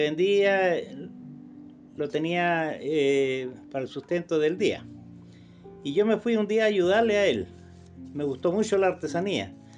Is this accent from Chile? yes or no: yes; Combarbalá, Coquimbo, Chile; Yo nací acá en Comarolá eh, y soy nacido y criado en este lugar.